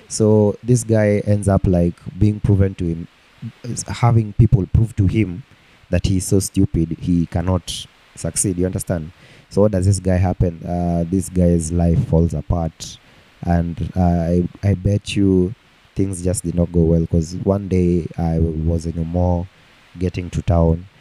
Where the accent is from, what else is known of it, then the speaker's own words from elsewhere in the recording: Nairobi, Kenya; I grew up in Umoja and when we were in Moja, they, we used to go to Umoja Primary School